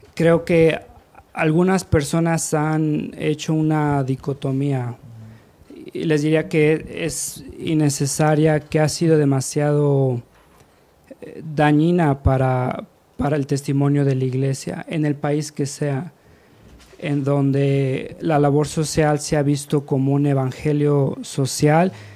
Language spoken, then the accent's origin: Spanish; Mexico; moved away as an adult; also born or lived in United States; yo ni siquiera nací allá, yo nací, crecí aquí en México, mi identidad es como mexicano